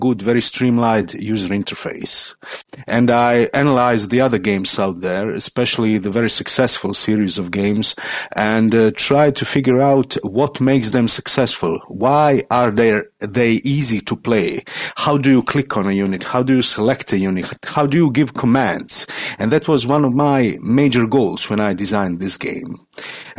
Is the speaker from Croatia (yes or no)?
yes; Croatia; I'm from Croatia, that's in Europe